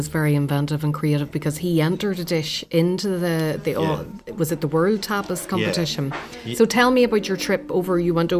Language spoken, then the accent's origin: English; Ballymena, Northern Ireland, United Kingdom; my hometown in the north in Ballymena